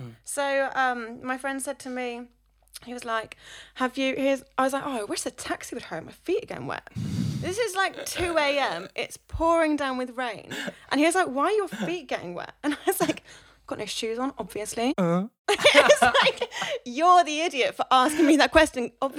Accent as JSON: {"language": "English", "region": "South West England", "country": "United Kingdom", "lives_now": "London, United Kingdom", "said": "Whenever I came up from Cornwall, I loved the fact that people just had blinkers on and would just go and do their thing. Whereas people from Cornwall would be like, oh, I hate that."}